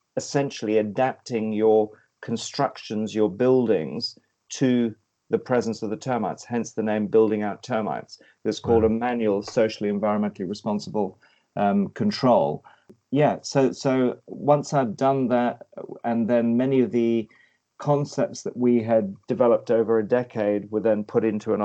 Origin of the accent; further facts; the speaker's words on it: Kenya; also born or lived in West Africa; Growing up in East Africa in the middle of a guerrilla war, or actually moving, my parents were in the Mau Mau war in Kenya, but then we moved across to West Africa where there was a guerrilla war between local tribes